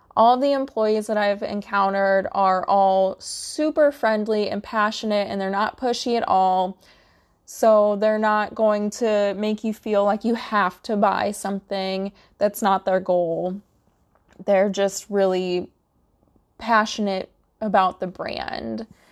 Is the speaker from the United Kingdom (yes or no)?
no; Midwest, United States; I'm from the Midwest